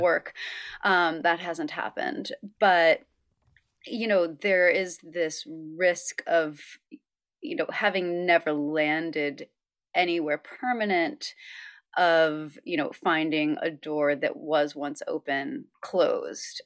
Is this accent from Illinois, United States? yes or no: no; upstate New York, United States; a state trooper in my hometown of upstate New York